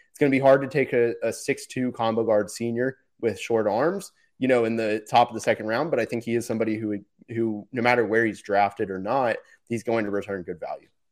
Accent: Florida, United States; I'm from Florida

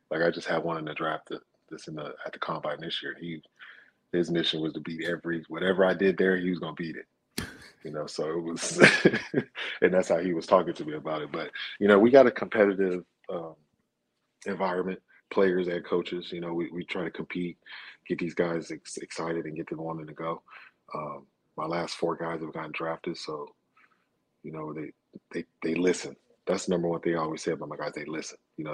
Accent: Charlotte, North Carolina, United States; born there; I was born in Charlotte. Both my parents went to high school out there.

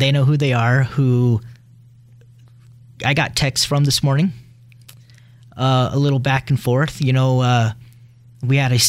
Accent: Blackfoot, Idaho, United States; I am from Blackfoot.

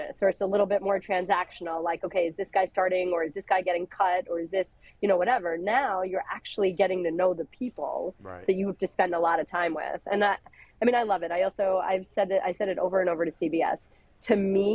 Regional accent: New Jersey, United States; I'm an Indian girl from Jersey

